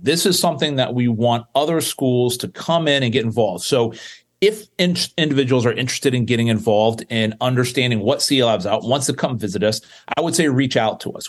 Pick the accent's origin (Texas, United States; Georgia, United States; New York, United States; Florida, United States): Florida, United States; South; I grew up in South Florida